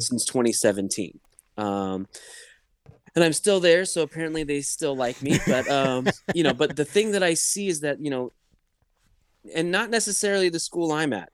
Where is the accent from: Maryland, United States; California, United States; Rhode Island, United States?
California, United States; Los Angeles; first language English; I'm Persian. I was born in L A, so I kind of, you know, English is my first language